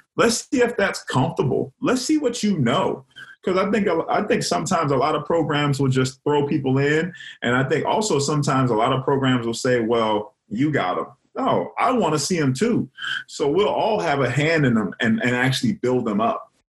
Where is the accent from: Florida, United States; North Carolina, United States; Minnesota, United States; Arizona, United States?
Florida, United States; Miami; moved away as an adult; also born or lived in Clemson, South Carolina; I'm from Miami, Florida